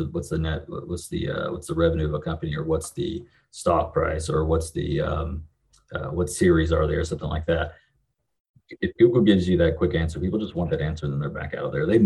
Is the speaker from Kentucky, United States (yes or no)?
yes; western Kentucky, United States; I'm from the middle of nowhere in Kentucky. It's about as about as far west Kentucky as you can get. Um, grew up here.